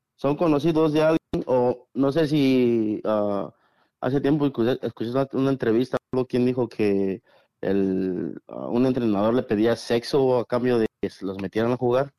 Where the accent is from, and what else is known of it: Mexico; now in United States